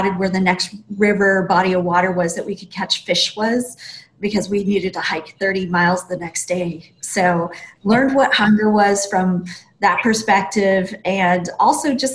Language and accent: English; Montana, United States; growing up in Montana was pretty hardcore